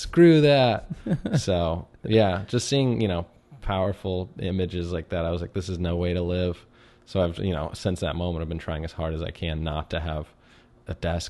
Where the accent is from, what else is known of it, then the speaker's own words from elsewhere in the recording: Chevy Chase, Maryland, United States; Yeah, I grew up in Chevy Chase, Maryland, which is right on the border of the city, which is funny because Chevy Chase, Maryland